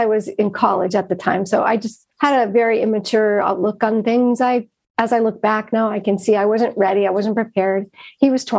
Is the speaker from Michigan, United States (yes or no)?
yes; Bessemer, Michigan, United States; I grew up in the Upper Peninsula of Michigan in a really small town, Bessemer, Michigan